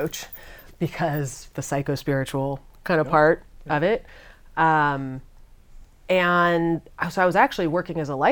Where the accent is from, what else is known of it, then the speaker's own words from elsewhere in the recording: San Francisco, California, United States; I grew up in San Francisco